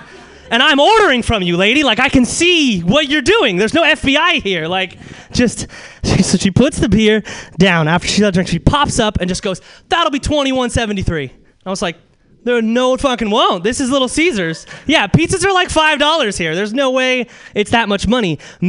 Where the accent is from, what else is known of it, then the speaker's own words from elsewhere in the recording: Alaska, United States; It's just, I'm from Alaska.